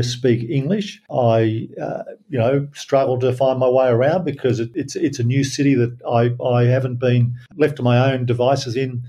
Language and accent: English; Darwin, Northern Territory, Australia; also born or lived in New South Wales; now in New Delhi, India; I grew up in Darwin